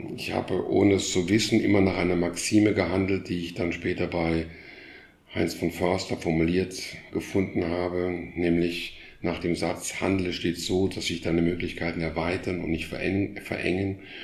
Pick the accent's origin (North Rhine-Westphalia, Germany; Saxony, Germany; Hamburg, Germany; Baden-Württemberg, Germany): North Rhine-Westphalia, Germany; Krefeld; moved away as an adult; also born or lived in Frankfurt; now in Berlin, Germany; Ich bin in Krefeld aufgewachsen.